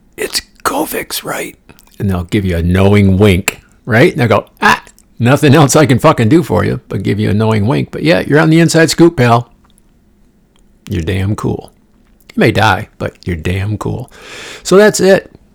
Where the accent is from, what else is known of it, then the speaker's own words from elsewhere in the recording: Midwest, United States; moved away; I'm from the Midwest, spent half my life there